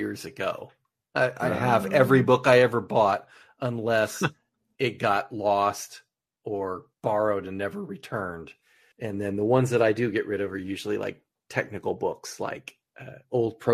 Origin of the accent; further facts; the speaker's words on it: Tucson, Arizona, United States; my address from when I was growing up in Tucson